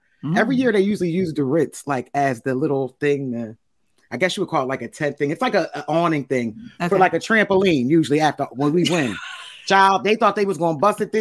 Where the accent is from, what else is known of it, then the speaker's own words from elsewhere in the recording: Philadelphia, Pennsylvania, United States; I'm from Philly